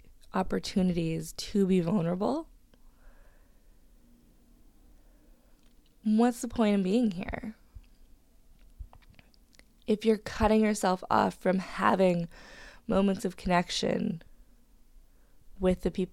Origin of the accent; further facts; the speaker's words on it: Hamilton, Ontario, Canada; moved away as an adult; now in Vancouver, Canada; I'm originally from Hamilton